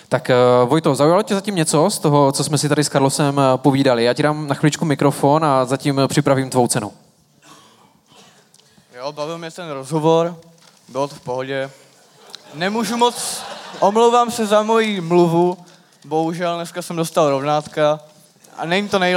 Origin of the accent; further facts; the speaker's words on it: Uherské Hradiště, Zlín Region, Czechia; Ne, já jsem z Uherského hradiště, od Zlína.